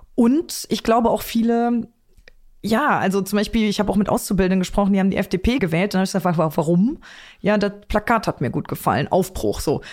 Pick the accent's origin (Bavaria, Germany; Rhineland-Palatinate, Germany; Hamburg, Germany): Rhineland-Palatinate, Germany; Trier; in meiner Heimat